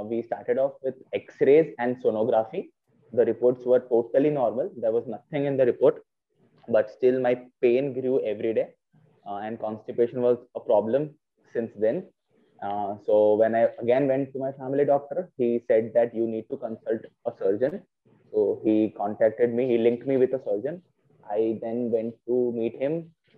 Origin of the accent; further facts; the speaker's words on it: Vadodara, Gujarat, India; I'm from Vadodara basically.